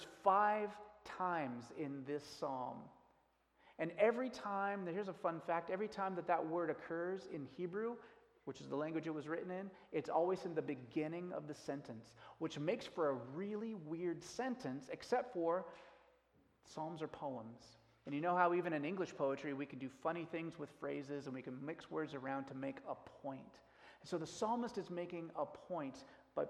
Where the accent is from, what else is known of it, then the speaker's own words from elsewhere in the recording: United States; as an American